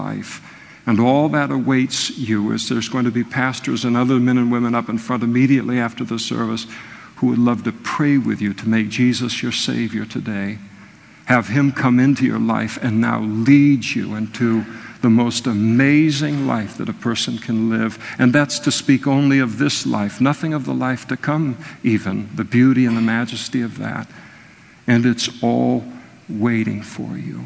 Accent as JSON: {"language": "English", "town": "Napa", "region": "California", "country": "United States", "tie": "born or raised there", "said": "I was raised in Napa, beautiful place"}